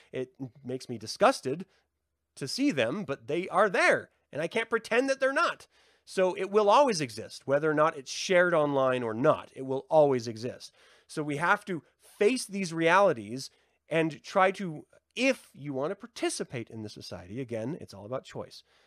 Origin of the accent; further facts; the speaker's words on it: United States; I'm an American, so my American sensibilities of language is different